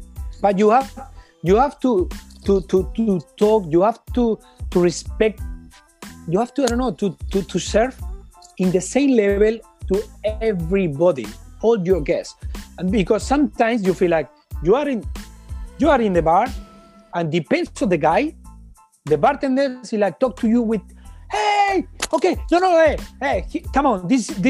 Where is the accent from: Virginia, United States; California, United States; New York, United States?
New York, United States; English is a second language; My friend, he's from Spain, he's here, I'm from New York.